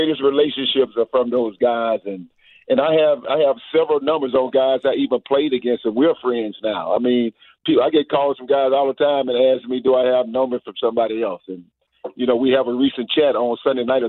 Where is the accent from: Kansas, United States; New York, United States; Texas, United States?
Texas, United States; Houston; moved away as an adult; now in Atlanta, United States; I was pretty much raised in Houston, Texas